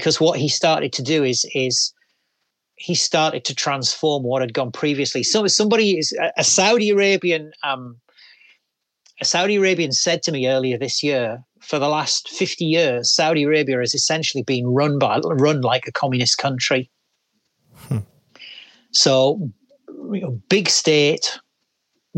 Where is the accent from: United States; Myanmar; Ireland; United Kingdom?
United Kingdom; England; as an English guy